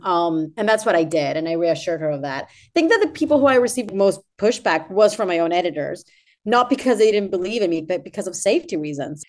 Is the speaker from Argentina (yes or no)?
yes; Argentina; moved away; I am from Argentina, by the way, so my back home is twelve thousand miles away from where, where I'm at right now